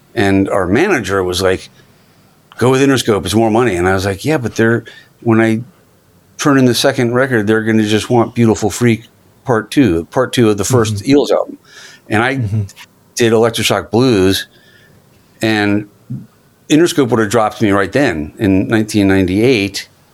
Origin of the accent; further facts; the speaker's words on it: Virginia, United States; moved away as an adult; now in Los Angeles, United States; I grew up in Virginia on the other side of America